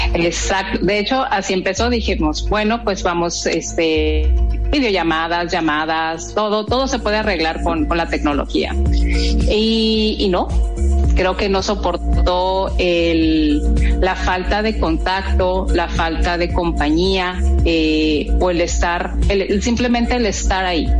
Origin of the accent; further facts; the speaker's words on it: Guadalajara, Jalisco, Mexico; now in Mexicali, Mexico; soy de Guadalajara, ya adoptada como cachanilla, ya soy cachanilla